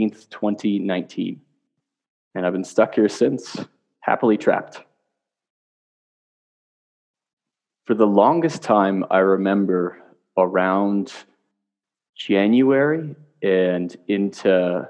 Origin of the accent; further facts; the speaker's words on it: Connecticut, United States; moved away as an adult; also born or lived in Canada; I'm from Canada, but I was actually raised in Connecticut in the States